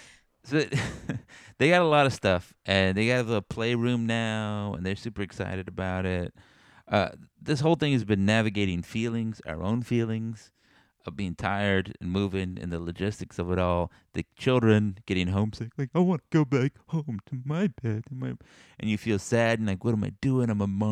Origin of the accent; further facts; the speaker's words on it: Texas, United States; now in Missouri, United States; We're like from Texas, and they're like, wow, tell me more about Texas.